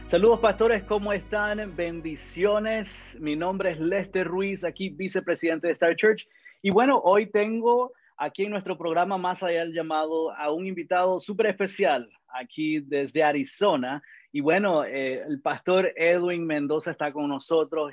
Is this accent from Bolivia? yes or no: no; Managua, Nicaragua; now in Georgia, United States; soy de Nicaragua, de Managua